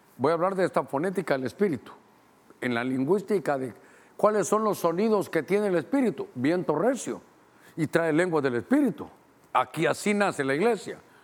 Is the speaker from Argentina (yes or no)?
no; Honduras; a mí como catracho